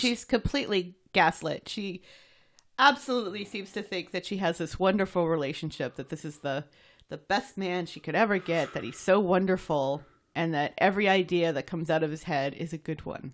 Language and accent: English; United States